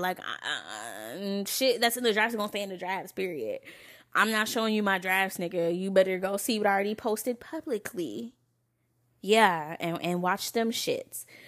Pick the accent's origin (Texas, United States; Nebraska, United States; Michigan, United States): Michigan, United States; Lansing; moved away; also born or lived in Novi, Michigan; I'm from Lansing. You know, five one seven all day